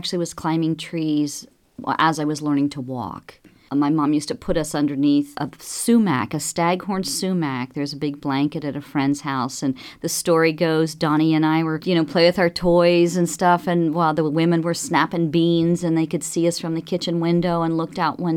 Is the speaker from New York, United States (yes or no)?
no; Lawrenceburg, Indiana, United States; growing up as a child in southern Indiana, in the Ohio River Valley, I was raised in Lawrenceburg